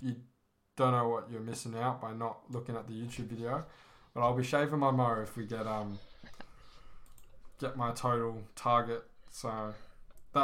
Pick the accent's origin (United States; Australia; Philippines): Australia; I'm from Australia